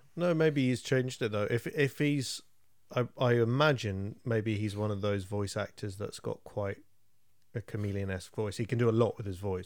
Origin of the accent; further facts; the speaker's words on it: England, United Kingdom; I'm English